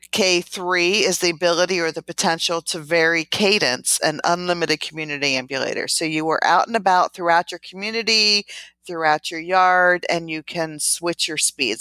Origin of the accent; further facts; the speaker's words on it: outside of Philadelphia, Pennsylvania, United States; moved away; I was born and raised in Pennsylvania, outside of, of Philadelphia